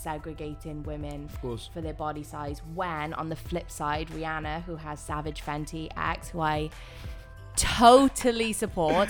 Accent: Wales, United Kingdom; moved away as an adult; now in Los Angeles, United States; I'm not from LA. I'm from Wales.

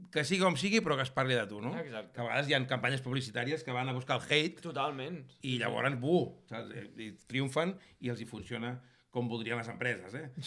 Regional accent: Catalonia, Spain; sóc més català que, que la barretina

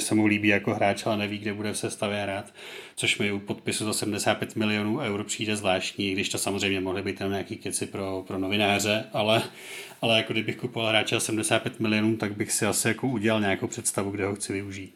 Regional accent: Plzeň Region, Czechia; u nás na Plzeňsku

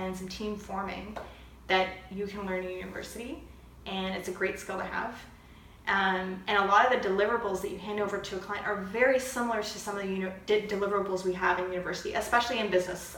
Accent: St. Catharines, Ontario, Canada; moved away as an adult; now in Ottawa, Canada; I'm from St. Catharines, a smaller city, and I moved here to go to university

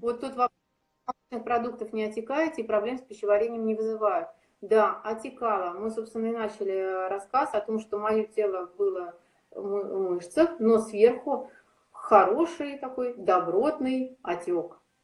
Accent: Saint Petersburg, Russia

